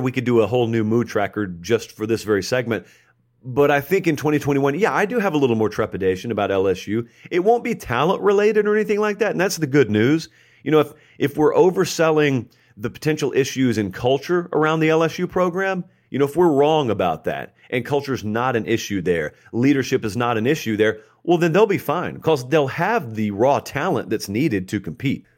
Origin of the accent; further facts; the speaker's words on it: Georgia, United States; now in Nashville, United States; I grew up in Georgia